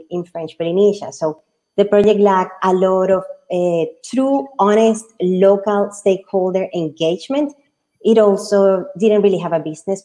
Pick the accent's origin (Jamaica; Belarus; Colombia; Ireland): Colombia; moved away; also born or lived in United Kingdom; I was born in Colombia